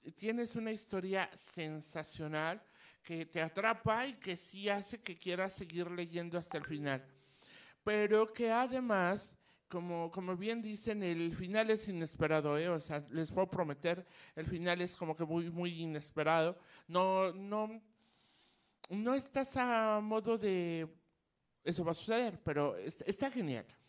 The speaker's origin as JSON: {"language": "Spanish", "country": "Mexico", "said": "como mexicana"}